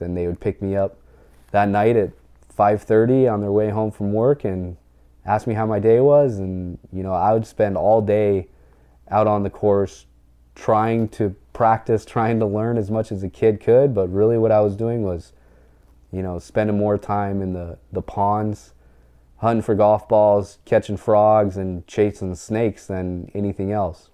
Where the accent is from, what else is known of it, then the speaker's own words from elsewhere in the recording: Montana, United States; I grew up kind of in In southern Montana, we moved to the High Line of, of northern Montana.